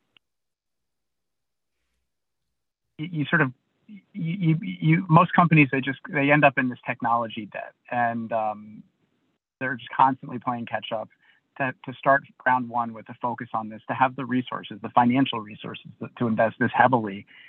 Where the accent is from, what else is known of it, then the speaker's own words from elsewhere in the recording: New York City, New York, United States; moved away; I'm from New York City originally